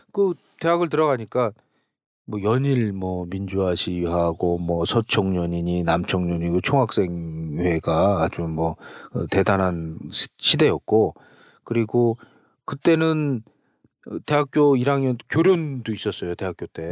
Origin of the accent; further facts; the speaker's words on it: Seoul, South Korea; 우리도 우리 서울에 살았는데도 그 하천변이라든가